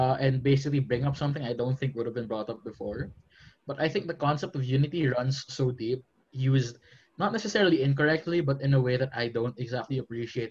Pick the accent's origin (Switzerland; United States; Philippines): Philippines; I'm from the Philippines